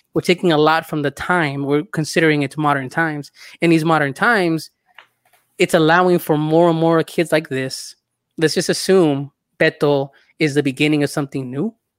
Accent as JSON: {"language": "English", "country": "El Salvador", "said": "I'm from El Salvador"}